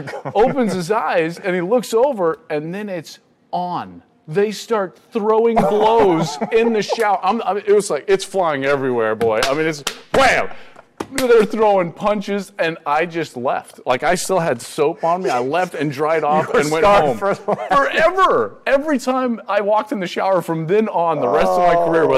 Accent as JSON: {"language": "English", "town": "Denver", "region": "Colorado", "country": "United States", "said": "I'm from Denver, Colorado"}